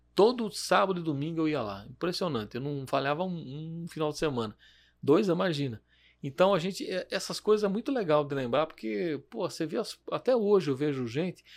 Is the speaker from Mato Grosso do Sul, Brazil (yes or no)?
no; Jundiaí, São Paulo, Brazil; eu nasci aqui em Jundiaí mesmo, no bairro do Vianello